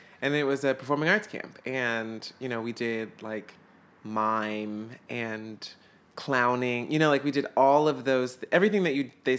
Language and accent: English; Atlanta, Georgia, United States; I'm from Atlanta, Georgia, down south. Which is actually where we filmed the movie as well. So I grew up there, this sort of like Southern belle, you know?